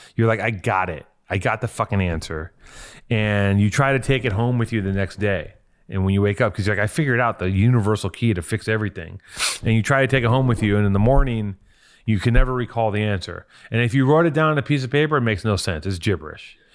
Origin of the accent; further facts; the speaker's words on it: Los Angeles, California, United States; I'm from here.